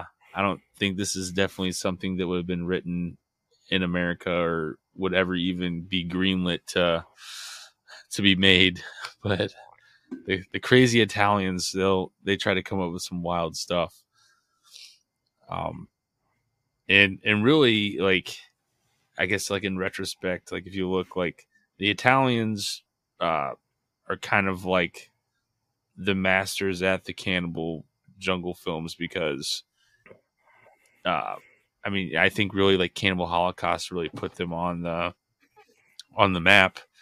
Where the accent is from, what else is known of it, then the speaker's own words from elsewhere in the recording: Midwest, United States; we're from the Midwest, so it is freezing cold, snowy